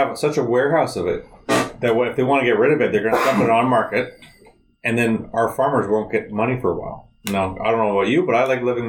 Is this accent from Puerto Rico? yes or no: no; Canada